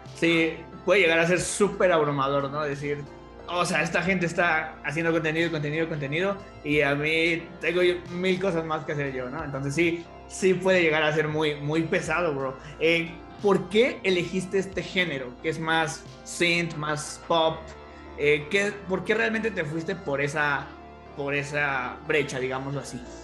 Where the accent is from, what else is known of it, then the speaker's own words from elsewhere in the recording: Toluca, State of Mexico, Mexico; yo también soy de Toluca